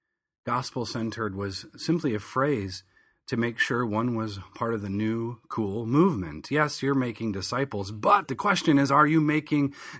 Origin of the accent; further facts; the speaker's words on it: Michigan, United States; moved away as an adult; now in Philadelphia, United States; Back in 2004, I moved from Southern Michigan, where I grew up, to Philadelphia, Pennsylvania, to finish my undergraduate degree.